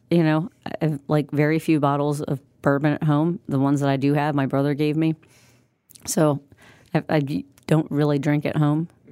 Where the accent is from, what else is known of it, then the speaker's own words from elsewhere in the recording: Midwest, United States; We're both from the Midwest.